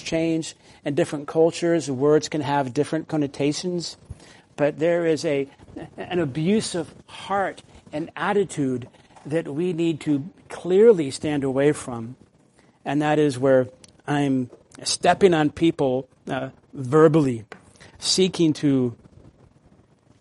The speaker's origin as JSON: {"language": "English", "region": "the South", "country": "United States", "tie": "born or raised there", "said": "when I grew up in the South"}